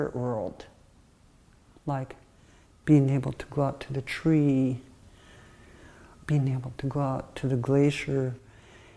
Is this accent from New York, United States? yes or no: no; Hoonah, Alaska, United States; Growing up in Huna, there was only 2 cars in the whole village.